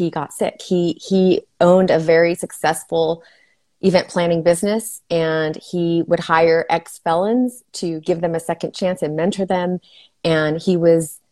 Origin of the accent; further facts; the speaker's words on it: El Paso, Texas, United States; moved away as an adult; now in Fort Worth, United States; I am originally from El Paso, Texas, where I practiced nursing